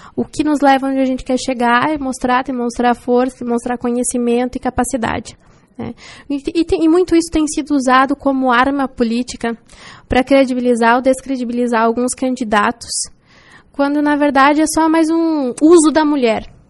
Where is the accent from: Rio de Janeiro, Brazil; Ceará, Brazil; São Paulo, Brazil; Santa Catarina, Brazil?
Santa Catarina, Brazil; União do Oeste; moved away as an adult; also born or lived in Quilombo / Pelotas; now in Chapecó, Brazil; Então eu só nasci em Quilombo mas é, passei a maior parte da minha infância e juventude em União do Oeste. Hoje vivo em Chapecó